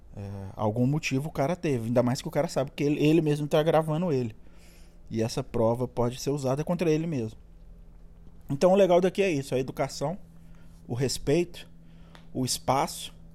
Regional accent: Minas Gerais, Brazil; moved away as an adult; now in California, United States; Pra mim que sou mineiro

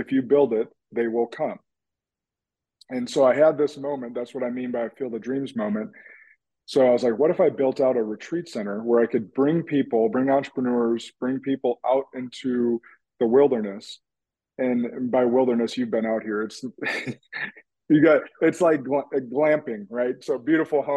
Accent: Central Illinois, United States; now in Wisconsin, United States; I grew up in Central Illinois, and before I moved to Wisconsin

